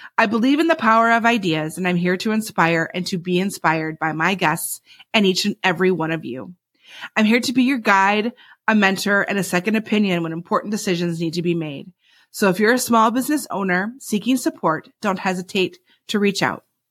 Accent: Michigan, United States; also born or lived in Alabama / Brazil / Spain / North Carolina; now in Pennsylvania, United States; I was born in Alabama, raised in Michigan, and I've lived in Brazil, Spain, North Carolina, Virginia, and now Pennsylvania

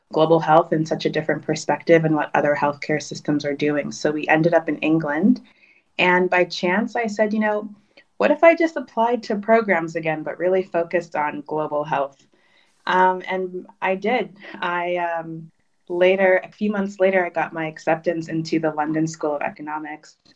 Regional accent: Kinshasa, DR Congo; born there; I was born in Kinshasa

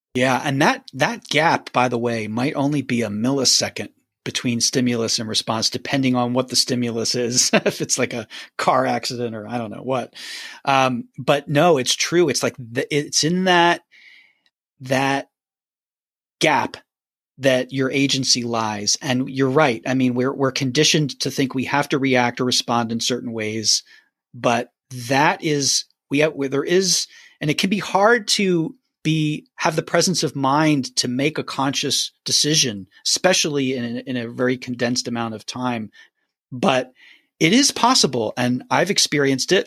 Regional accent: Philadelphia, Pennsylvania, United States; moved away as an adult; now in Nashville, United States; I grew up in Philly, Pennsylvania

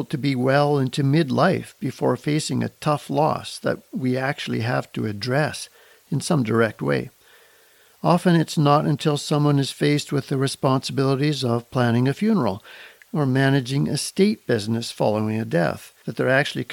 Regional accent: Kelowna, British Columbia, Canada; that beautiful city happens to be my hometown. of Kelowna, British Columbia.

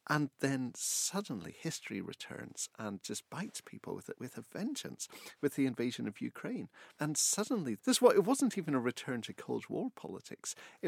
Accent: Northern Ireland, United Kingdom; And I grew up in Northern Ireland, and friends were telling me that they couldn't import baby clothes that they're ordering on the internet.

